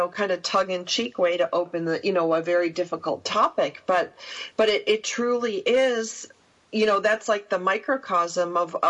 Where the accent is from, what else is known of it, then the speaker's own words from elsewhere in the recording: New York, United States; You know, I grew up on the water. I grew up on Canandaigua Lake. That's where I would disappear every summer, you know, and be gone for 3 months.